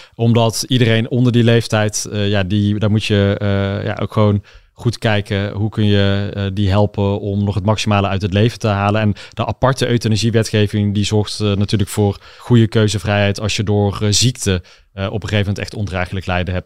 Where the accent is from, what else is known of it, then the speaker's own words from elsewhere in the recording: Uden, North Brabant, Netherlands; de molen van Jette in het Brabantse Uden, waar ik ben opgegroeid